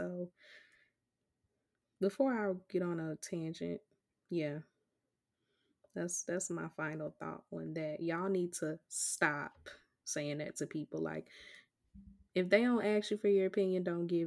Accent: Chicago, Illinois, United States; I'm from Chicago

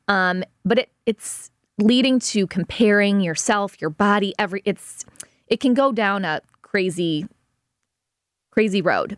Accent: United States; also born or lived in Los Angeles / Chicago; I grew up in South City

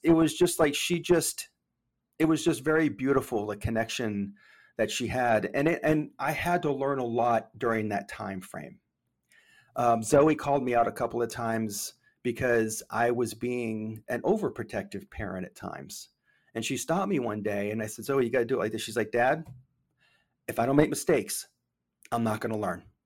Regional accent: Maine, United States; moved away as an adult; also born or lived in Memphis, Tennessee; I grew up in Maine

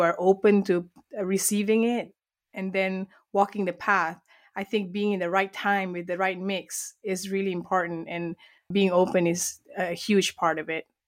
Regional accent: Malaysia; I was born and raised in Malaysia, and that's where this beautiful accent comes from

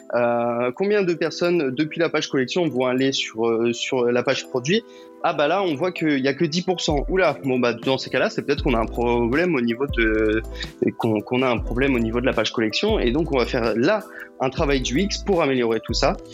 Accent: Brittany, France; je suis breton

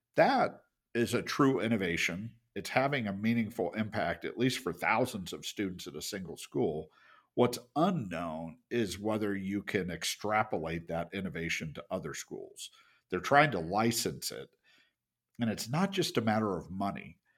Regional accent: United States; As an American

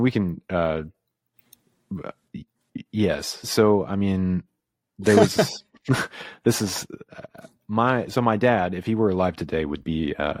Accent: Midtown, Tennessee, United States; now in New York, United States; I grew up in East Tennessee in a little town called Midtown, which is in Roane County. It's like outside of Knoxville.

